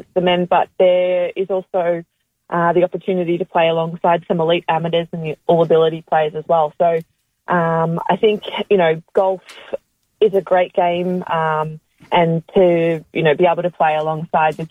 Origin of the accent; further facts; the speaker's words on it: Melbourne, Victoria, Australia; I'm from Melbourne